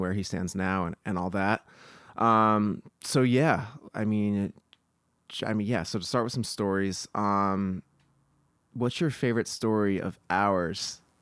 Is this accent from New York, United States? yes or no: no; New Jersey, United States; moved away as an adult; now in Los Angeles, United States; We grew up together in New Jersey, and then we both kind of came out to LA at the same time